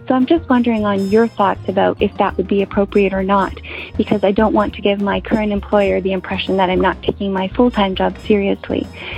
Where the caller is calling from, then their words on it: Ottawa, Ontario, Canada; I'm calling from Ottawa, Ontario, Canada.